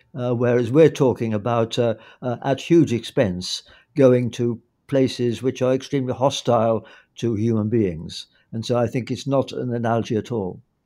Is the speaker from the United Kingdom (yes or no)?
yes; United Kingdom; as a Brit